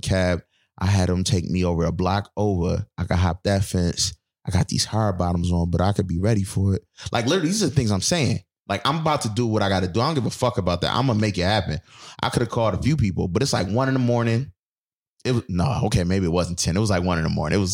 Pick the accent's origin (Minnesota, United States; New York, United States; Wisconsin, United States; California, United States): New York, United States; Buffalo; moved away; I'm from Buffalo.